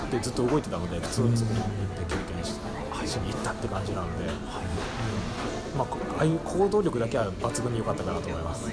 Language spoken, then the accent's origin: Japanese; Kyushu, Japan; moved away as an adult; now in Tokyo, Japan; 九州から出てきてるんで、